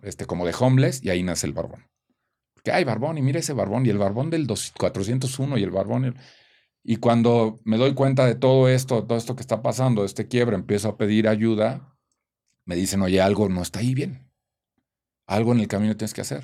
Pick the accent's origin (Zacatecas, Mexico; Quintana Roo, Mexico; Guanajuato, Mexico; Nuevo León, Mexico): Guanajuato, Mexico; Celaya; nací en Celaya, Guanajuato, soy, vengo de una familia de provincia